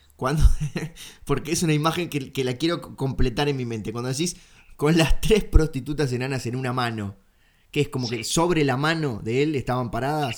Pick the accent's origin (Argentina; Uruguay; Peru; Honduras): Uruguay; soy el uruguayo ganso que se pasa mirando canales argentinos